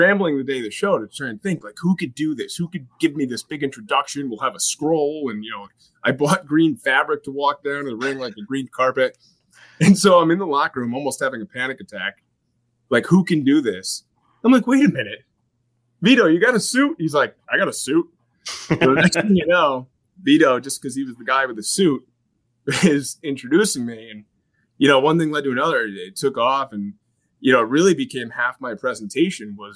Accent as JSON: {"language": "English", "town": "Danbury", "region": "Connecticut", "country": "United States", "tie": "born or raised there", "said": "I grew up in the Danbury area"}